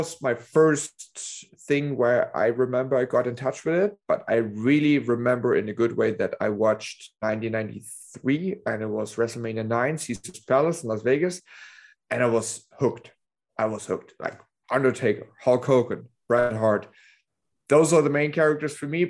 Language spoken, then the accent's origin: English; Dresden, Saxony, Germany; the place where I'm from Dresden, Germany, which is the east